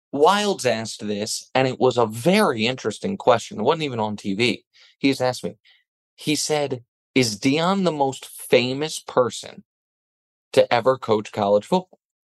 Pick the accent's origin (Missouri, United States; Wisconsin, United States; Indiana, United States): Missouri, United States; Kansas City; I'm from Kansas City, Missouri